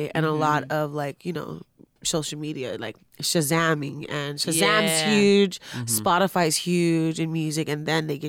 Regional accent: Carson, California, United States; I'm from Carson.

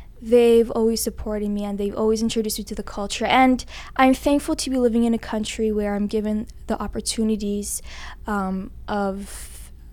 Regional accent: Toronto, Ontario, Canada; first language English; I'm born and raised in Canada

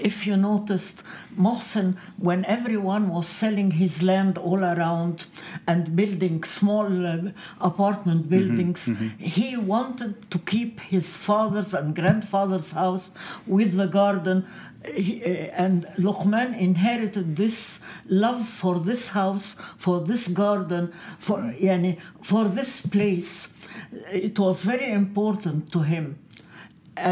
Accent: Egypt; now in Lebanon; I was born and I grew up in Egypt, which is more international

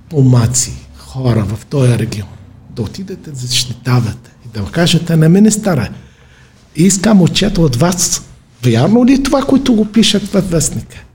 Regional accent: Rhodopes, Bulgaria; Аз съм от Родопите, няма такова

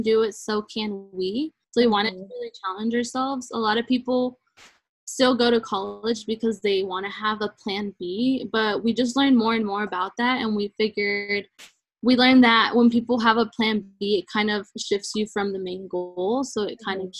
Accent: Dallas, Texas, United States; also born or lived in Colombia; I was born in Colombia. I moved here to the United States when I was 2 years old, and I grew up in Dallas, Texas

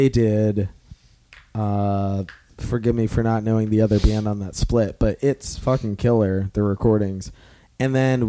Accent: Leesburg, Virginia, United States; now in Richmond, United States; I grew up in Leesburg.

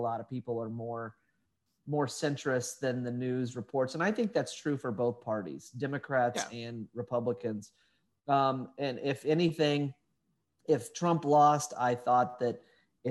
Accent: Indiana, United States; now in Austin, United States; I'm from Indiana

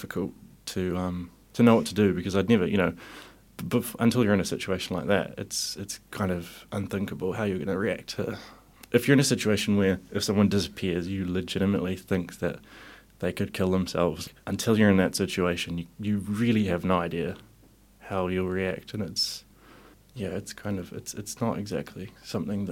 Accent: Whakatane, Bay of Plenty, New Zealand; now in Wellington, New Zealand; I'm originally from Whakatane

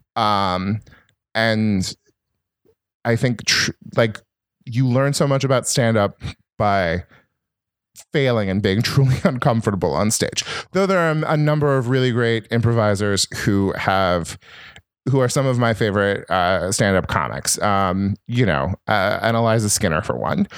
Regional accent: Northern California, United States; also born or lived in Minnesota; I'm from Northern California, and I went to Berkeley

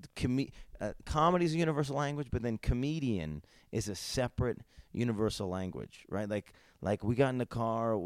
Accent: United States; As an American comedian

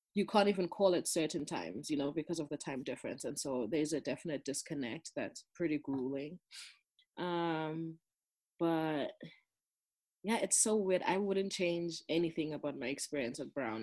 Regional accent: Durban, KwaZulu-Natal, South Africa; English is a second language; moved away as an adult; also born or lived in Johannesburg, South Africa / East Coast, United States; I grew up in South Africa, in Durban, which is like on the southeast coast um, of South Africa.

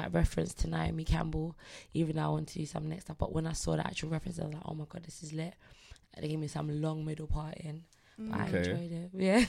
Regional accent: Nigeria; Listen, no, I look at AJ like big bro, like, hey big bro, you Nigerian, I'm Nigerian, you know.

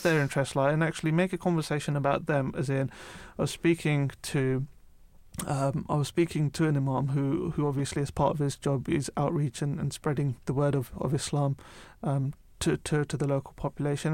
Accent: United Kingdom; also born or lived in London; I grew up outside of London

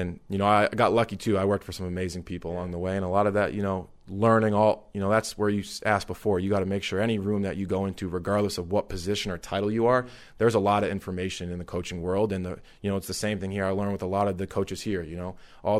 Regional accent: Boston, Massachusetts, United States; I'm from the Boston area.

